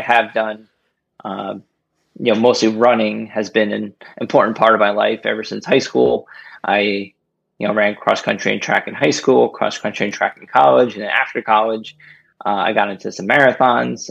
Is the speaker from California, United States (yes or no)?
no; Rahway, New Jersey, United States; moved away as an adult; also born or lived in Lyndhurst, New Jersey; now in Bethlehem, United States; I grew up in Rahway